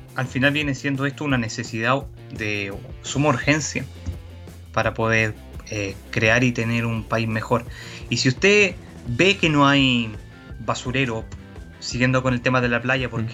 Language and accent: Spanish; Viña del Mar, Valparaíso, Chile; yo soy oriundo de Viña del Mar, vivo acá, he hecho toda mi vida acá